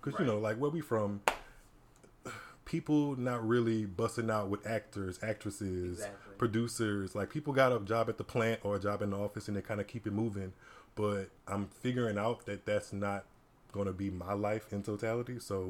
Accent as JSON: {"language": "English", "area": "Ascension / St. James Parish", "region": "Louisiana", "country": "United States", "tie": "born or raised there", "also_born_or_lived": "Baton Rouge, Louisiana", "said": "I'm back in the country, so I'm originally from Louisiana. I am born in Baton Rouge, but I was raised in Ascension / St. James Parish."}